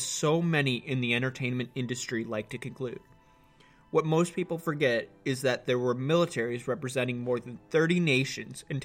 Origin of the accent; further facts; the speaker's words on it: United States; as an American